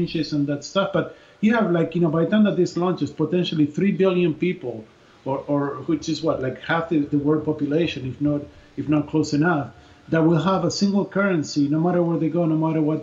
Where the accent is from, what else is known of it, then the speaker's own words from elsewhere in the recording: Argentina; I grew up in Argentina